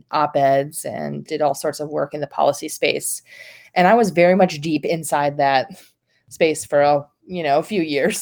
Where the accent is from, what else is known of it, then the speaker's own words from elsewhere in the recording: the North, Northern United States, United States; now in North Carolina, United States; I grew up in the North, so it was kind of a different part of the Baptist Convention.